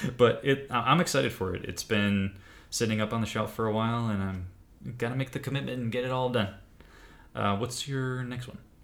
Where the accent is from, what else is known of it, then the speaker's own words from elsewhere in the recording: Wisconsin, United States; were both huge Green Bay Packer fans growing up in Wisconsin